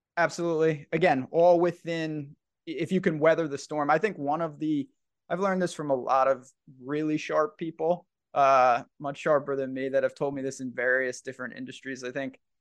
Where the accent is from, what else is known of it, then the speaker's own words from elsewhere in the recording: New York, United States; I'm from New York